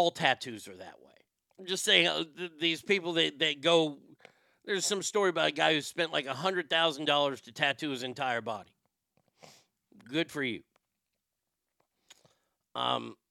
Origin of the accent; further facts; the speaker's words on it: near San Francisco, California, United States; I was raised near San Francisco